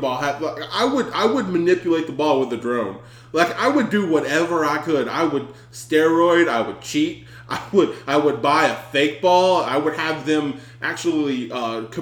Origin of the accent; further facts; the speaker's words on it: the South, United States; I'm from the South